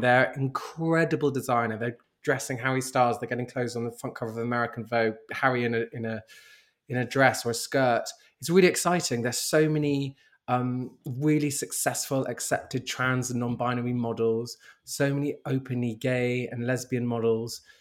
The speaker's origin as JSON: {"language": "English", "region": "London", "country": "United Kingdom", "tie": "born or raised there", "said": "I'm born and raised in London"}